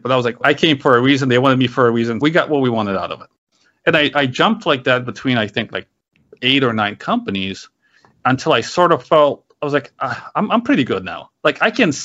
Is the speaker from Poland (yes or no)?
yes; Poland; moved away; I was born in Poland. It was a communist country back then.